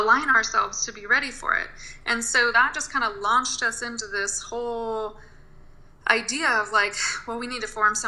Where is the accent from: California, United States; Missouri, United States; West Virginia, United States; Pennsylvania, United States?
California, United States; Mendocino County; I grew up in Mendocino County, California, out in a rural area in a back-to-the-land commune